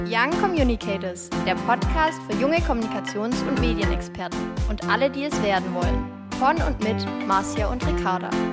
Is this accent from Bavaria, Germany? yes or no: yes; Munich, Bavaria, Germany; moved away as an adult; also born or lived in Stuttgart / Würzburg; bin ich aus München